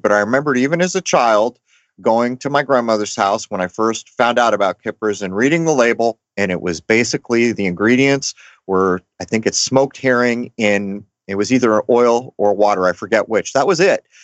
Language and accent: English; Southern California, United States; I grew up in Southern California from the 70s and the 80s